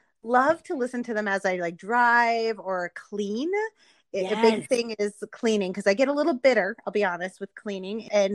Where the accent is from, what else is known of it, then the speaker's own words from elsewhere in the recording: New York, United States; moved away as an adult; also born or lived in Manhattan, New York; now in Colorado, United States; I'm originally from New York, right? I lived in Manhattan for quite a while. I'm out in Colorado right now